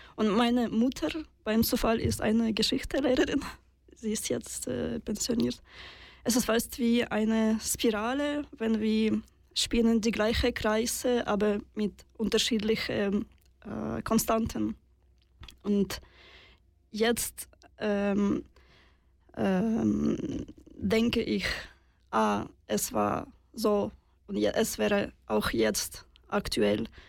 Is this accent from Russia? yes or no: yes; Russia; German is a second language; now in Switzerland; ich bin in Russland geboren